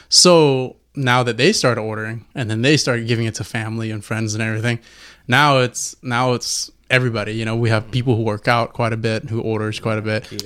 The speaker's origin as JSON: {"language": "English", "town": "Fontana", "region": "California", "country": "United States", "said": "we're from Fontana, so, you know, we got we got that culture behind us"}